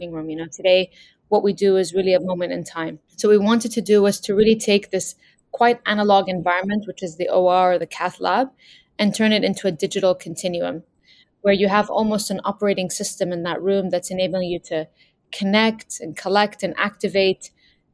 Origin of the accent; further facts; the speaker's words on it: Lebanon; I grew up in Lebanon during the war